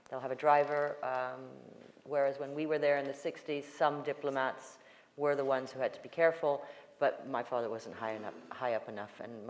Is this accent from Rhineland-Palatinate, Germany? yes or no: no; Dusseldorf, North Rhine-Westphalia, Germany; born there; so I was born in Dusseldorf, and this was going back to Jamaica with my so my mother, my grandmother, and my great grandmother.